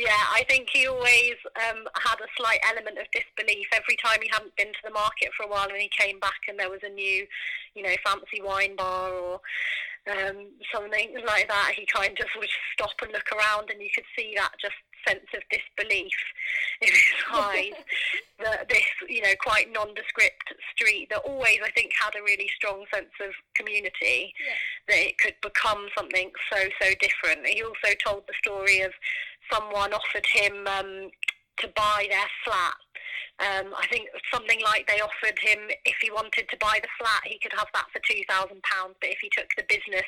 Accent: Norfolk, East of England, United Kingdom; growing up in Norfolk

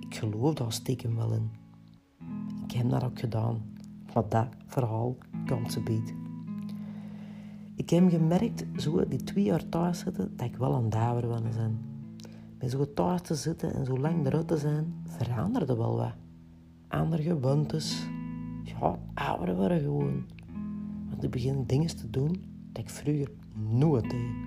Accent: Kempen, Belgium; want bij ons in de Kempen is dat iets anders. Het is een tarottentrekker.

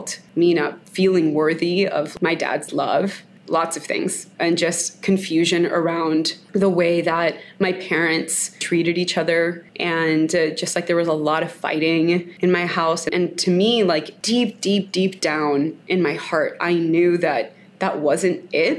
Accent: Miami, Florida, United States; I am full Colombian, but I like to say that I have a Cuban persuasion since I grew up in Miami.

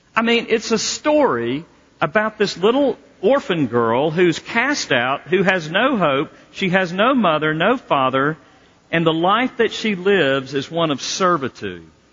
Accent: the South, United States; now in Colorado, United States; I'm from the South

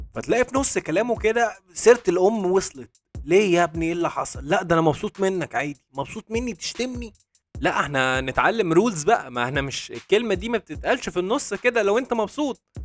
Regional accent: Egypt; moved away as an adult; now in Dubai, United Arab Emirates; احنا كمصريين

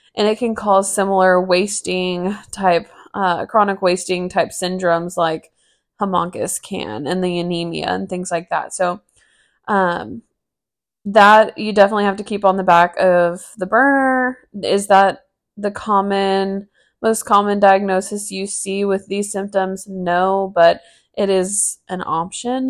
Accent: Texas, United States; moved away as an adult; now in Amarillo, United States; moving, you know, across the state ten hours away from my family

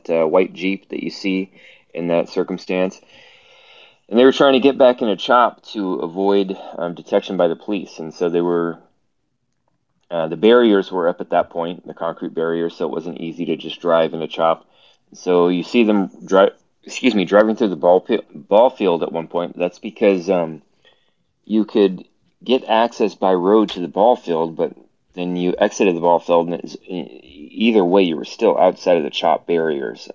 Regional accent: Portland, Oregon, United States; I'm from Portland, Oregon

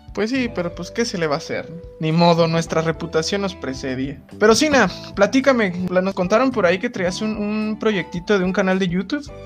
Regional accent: Acámbaro, Guanajuato, Mexico; also born or lived in Toluca; yo también llegué de Acambar, güey, con mis bolsas de pan y así, todo pueblerino

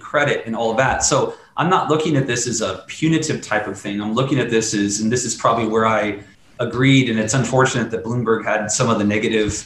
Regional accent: Midwest, United States; I grew up in the Midwest.

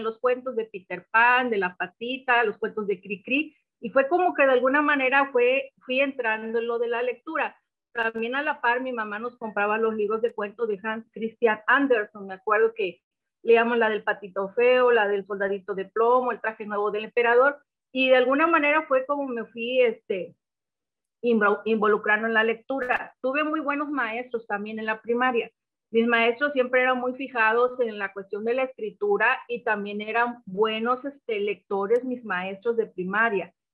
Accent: Papantla, Veracruz, Mexico; moved away; also born or lived in Poza Rica / Tuxpan; yo nací en la ciudad de Papantla

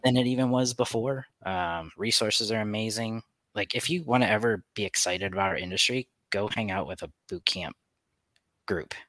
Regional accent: United States; we're American

